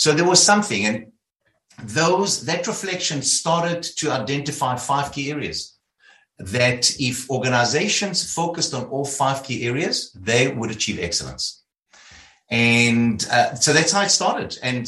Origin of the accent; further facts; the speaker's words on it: South Africa; I started off in South Africa. You'll hear about my accent.